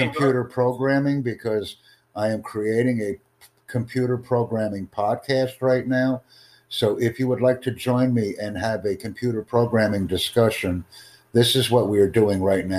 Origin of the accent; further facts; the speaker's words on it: United States; You know where I'm from. You can tell by my English. Please.